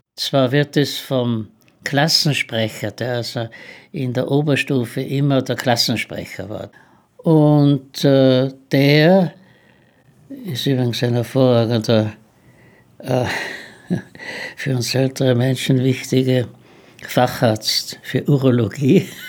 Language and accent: German; Innsbruck, Tyrol, Austria; moved away; Ich habe in Innsbruck maturiert, bin Tiroler